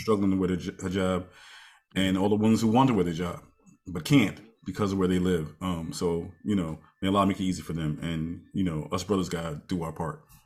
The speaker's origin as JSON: {"language": "English", "country": "United States", "lives_now": "New York, United States", "said": "we're Americans and more specifically, I'm African American"}